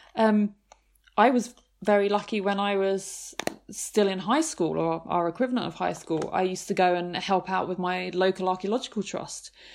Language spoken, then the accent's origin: English; near Canterbury, Kent, South East England, United Kingdom; I grew up near Canterbury in Kent